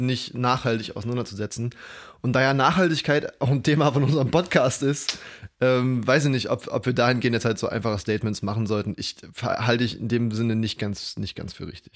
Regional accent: East Germany, Germany; bei uns in Ostdeutschland

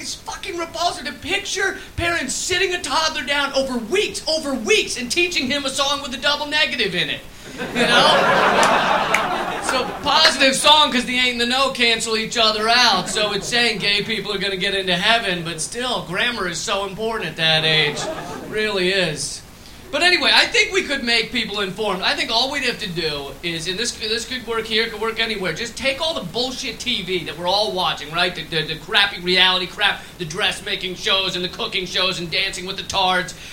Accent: United States; accent: American; you might be able to tell by the accent. I'm American.

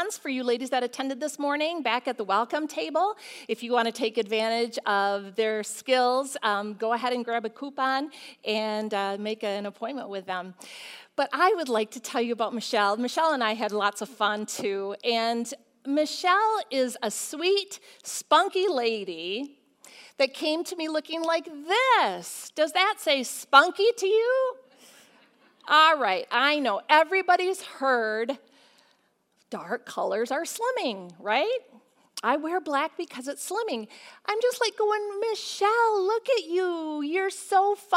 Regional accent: Michigan, United States; we're from Michigan and we have to wear coats a lot

